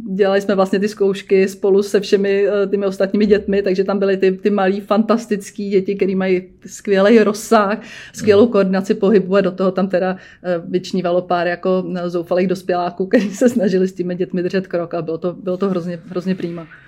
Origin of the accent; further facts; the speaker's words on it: Černošice, Central Bohemian Region, Czechia; já jsem z Černošic